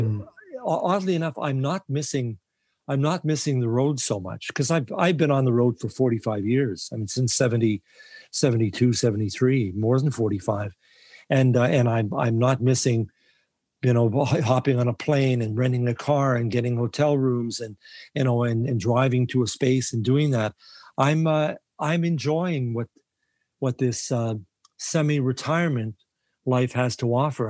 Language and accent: English; Winnipeg, Manitoba, Canada; I was born and raised in Winnipeg.